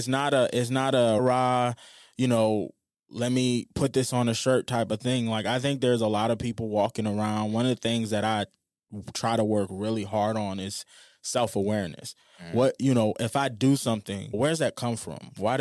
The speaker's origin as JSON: {"language": "English", "town": "New Orleans", "region": "Louisiana", "country": "United States", "tie": "born or raised there", "said": "I remember when I was growing up in New Orleans, there was this guy named Ronald that worked at McDonald's."}